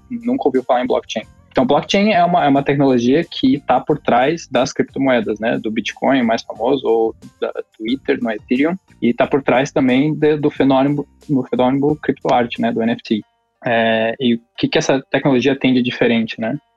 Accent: Curitiba, Paraná, Brazil; also born or lived in Rio de Janeiro; sou de Curitiba

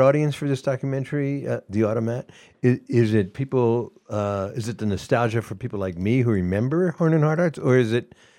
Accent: Philadelphia, Pennsylvania, United States; moved away; also born or lived in Atlanta, Georgia; I was born in Philadelphia, went to Atlanta, Georgia, came back and went to college in Philadelphia

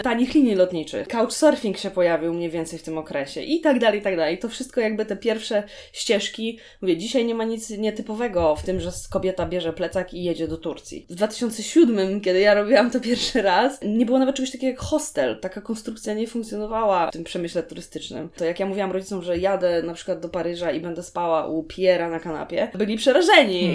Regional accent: Szczecinek, West Pomeranian Voivodeship, Poland; moved away as an adult; also born or lived in Gdańsk; Szczecinek zresztą, skąd jestem, jest tak. nad jeziorem

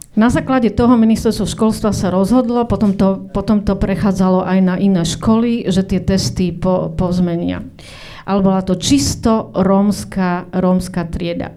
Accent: Očová, Banská Bystrica Region, Slovakia; som stred, zo Stredného Slovenska, z Očovej, tam som chodila na základnú školu

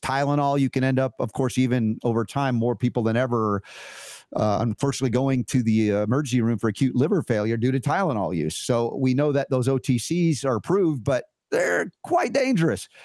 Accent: United States; growing up in America

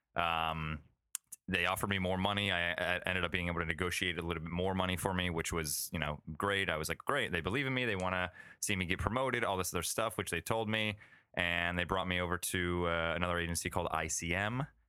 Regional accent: Florida, United States; also born or lived in Cleveland, Ohio / New York; now in Los Angeles, United States; I was born and raised in Florida

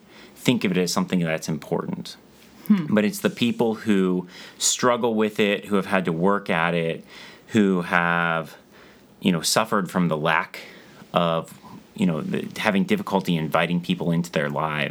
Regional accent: Ohio, United States; also born or lived in Dallas, Texas; now in Boston, United States; I'm originally from Ohio, but I'd been living in Texas and moved up here.

